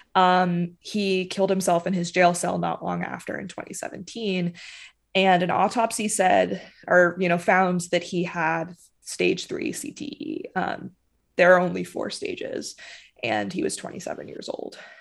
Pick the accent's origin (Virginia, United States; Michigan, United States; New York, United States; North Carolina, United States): North Carolina, United States; Charlotte; I'm from Charlotte